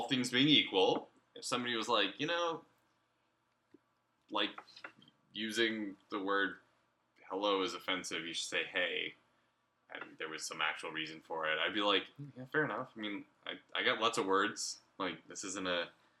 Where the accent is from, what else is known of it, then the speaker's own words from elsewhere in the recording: the South, United States; I grew up in the South